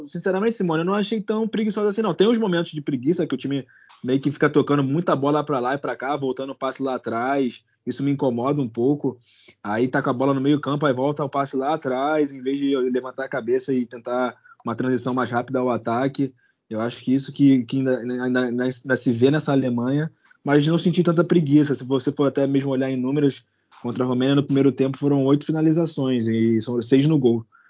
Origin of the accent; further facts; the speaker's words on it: Rio de Janeiro, Brazil; nós que somos cariocas